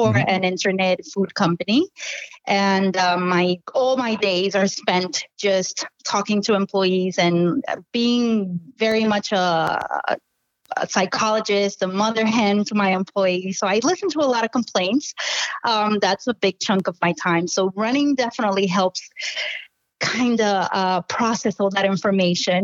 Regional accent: Puerto Rico; moved away as an adult; now in New York, United States; I was born in New York, mm-hmm. where I currently live. And then I moved to Puerto Rico when I was 5. So I grew up there. And high school was back in Puerto Rico as well.

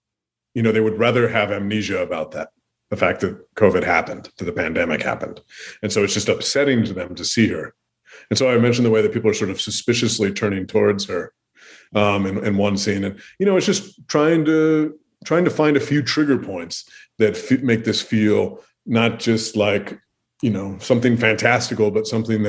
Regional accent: Pacific Northwest, United States; now in Minnesota, United States; I grew up in the Pacific Northwest, that I traveled to the Pacific Northwest recently. So that sort of stuff is already there. And just the Pacific Northwest looms in my mind because that's the stage of my childhood.

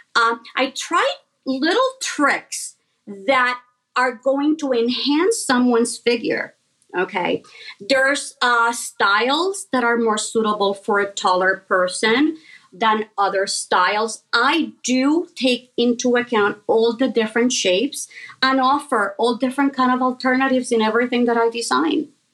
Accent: Puerto Rico; I was born and raised in Puerto Rico.

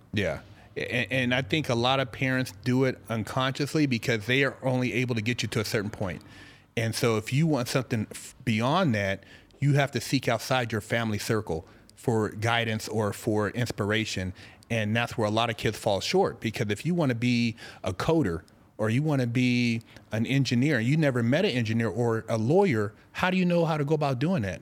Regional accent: Sacramento, California, United States; moved away as an adult; also born or lived in Los Angeles / San Francisco Bay Area; now in Arizona, United States; I'm born and raised, you know, born and raised in Cal, Sacramento, lived all over to L A, the Bay

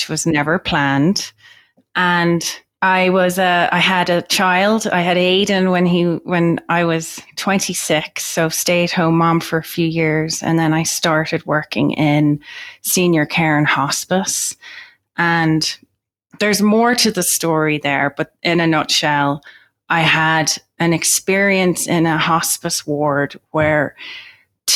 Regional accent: Ireland; I'm Irish.

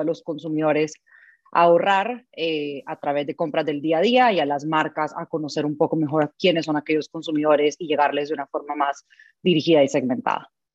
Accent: El Salvador; soy del Salvador

